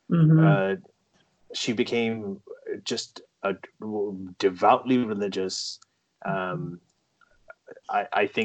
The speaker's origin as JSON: {"language": "English", "country": "Saudi Arabia", "tie": "born or raised there", "also_born_or_lived": "England", "said": "now I grew up in a Muslim family uh, a Pakistani Muslim family growing up in Saudi Arabia. Okay, so I was surrounded by Islam."}